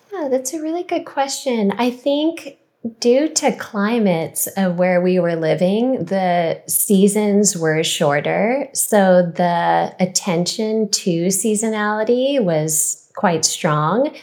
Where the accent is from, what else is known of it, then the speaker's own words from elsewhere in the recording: California, United States; growing up in California